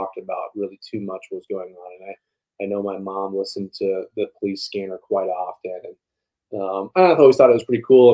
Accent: Tucson, Arizona, United States; also born or lived in Colorado; I grew up in Tucson, Arizona, born in Colorado

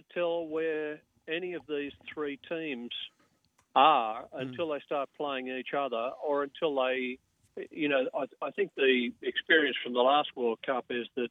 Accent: Grafton, New South Wales, Australia; moved away as an adult; now in Sydney, Australia; I grew up in Grafton

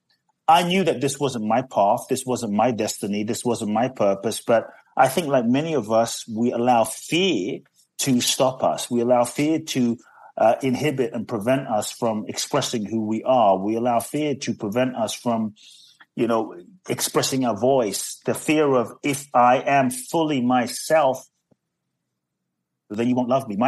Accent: London, United Kingdom; born or raised there; also born or lived in Ghana; now in United States

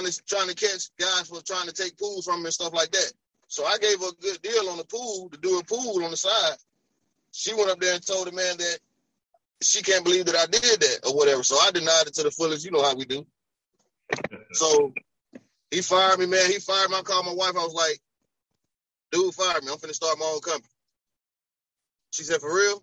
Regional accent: Alabama, United States; moved away as an adult; now in Columbia, United States; I'm from Alabama, right? So, but I've been in Columbia

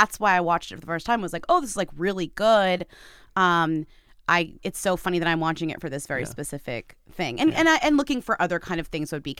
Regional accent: United States

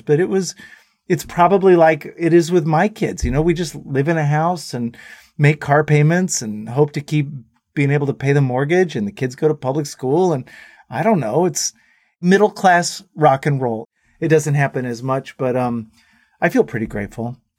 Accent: Dallas, Texas, United States; we went home to Dallas

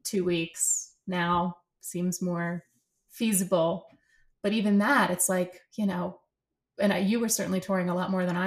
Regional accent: Philadelphia, Pennsylvania, United States; moved away as an adult; also born or lived in Santa Fe / Switzerland / Germany; now in New York, United States; we came back to the States and I grew up, you know, my childhood was sort of outside of Philadelphia in the suburbs of Philly

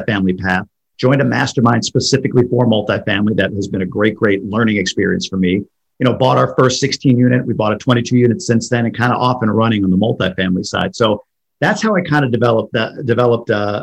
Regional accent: New York, United States; moved away as an adult; also born or lived in Boston; now in Michigan, United States; I'm from New York originally, lived in Boston for quite a few years, and now live in Michigan

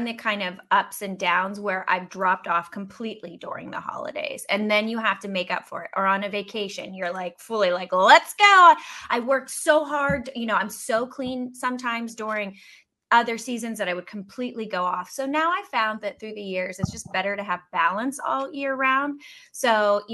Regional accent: Pittsburgh, Pennsylvania, United States; moved away; I dated back in Pittsburgh

